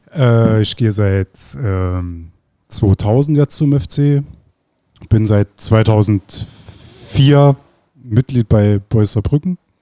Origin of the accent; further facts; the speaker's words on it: Iceland; now in Germany; ich komme aus Island